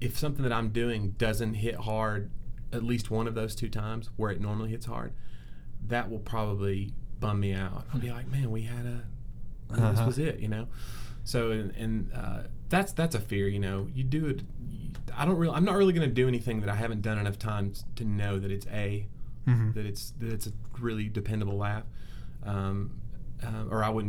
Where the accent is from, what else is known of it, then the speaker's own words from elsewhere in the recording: Nashville, Tennessee, United States; my hometown crowd